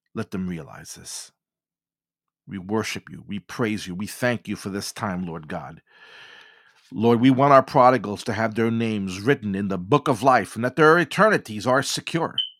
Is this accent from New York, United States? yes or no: yes; New York City, New York, United States; being born and raised in New York City and working in Manhattan in my earlier years